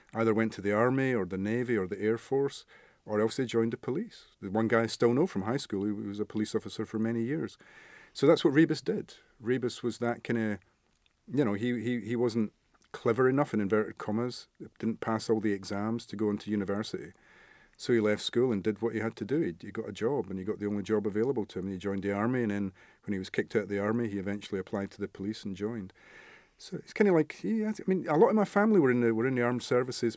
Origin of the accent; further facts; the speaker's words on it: Scotland, United Kingdom; where I grew up in Scotland, it was a little mining village, coal mining